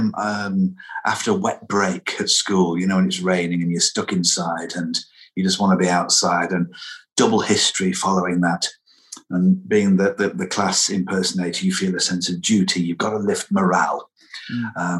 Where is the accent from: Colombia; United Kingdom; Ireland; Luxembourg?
United Kingdom; Lancashire, North West England; where I grew up in Lancashire